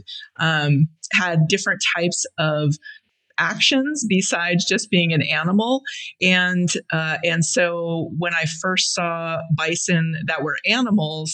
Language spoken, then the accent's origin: English; Blackfeet Reservation, Montana, United States; I grew up primarily on the Blackfeet Reservation in Montana